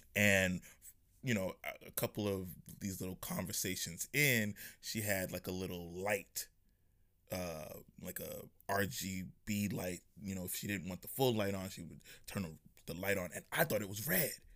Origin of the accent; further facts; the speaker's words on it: New York, United States; I'm from New York